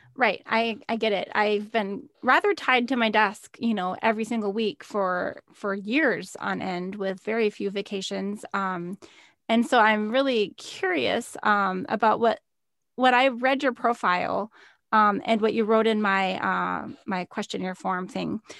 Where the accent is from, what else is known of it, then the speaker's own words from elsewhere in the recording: Minnesota, United States; moved away as an adult; I moved, um, away to work from home nine hours south of where I grew up in Minnesota